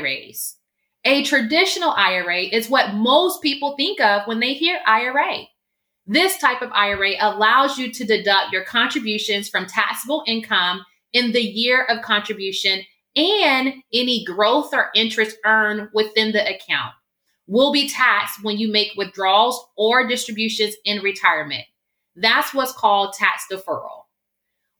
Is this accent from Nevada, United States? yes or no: no; Augusta, Georgia, United States; moved away as an adult; now in California, United States; I was born and raised in Augusta, Georgia